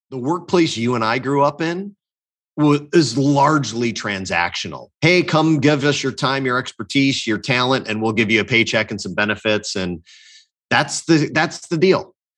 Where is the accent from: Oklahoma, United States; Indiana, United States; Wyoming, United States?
Indiana, United States; Northwest; born and raised in Northwest Indiana, about a half hour south of Chicago.